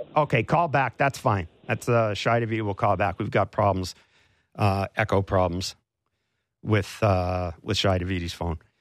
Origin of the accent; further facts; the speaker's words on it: Canada; as a Canadian sports journalist and as a Canadian sports fan